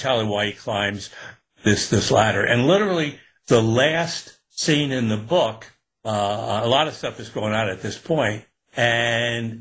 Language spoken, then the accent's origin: English; Newburgh, New York, United States; I was growing up in Newburgh in upstate